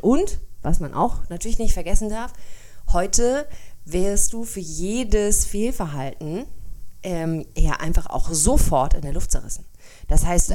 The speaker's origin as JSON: {"language": "German", "country": "Germany", "said": "bei uns in Deutschland"}